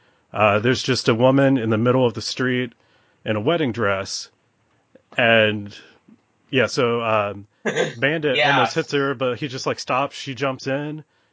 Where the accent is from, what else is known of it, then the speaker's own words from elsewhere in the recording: Georgia, United States; I'm actually from Georgia